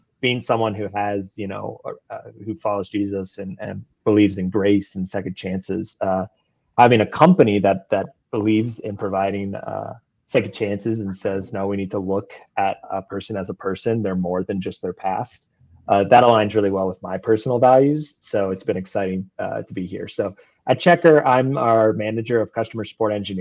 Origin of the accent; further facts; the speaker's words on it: Denver, Colorado, United States; I grew up in Denver, Colorado